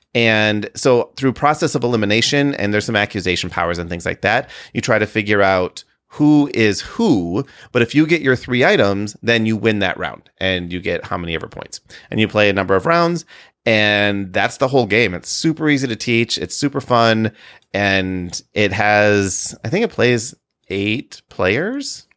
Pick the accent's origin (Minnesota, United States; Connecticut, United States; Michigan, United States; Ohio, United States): Michigan, United States; now in Illinois, United States; growing up in Michigan and living in Illinois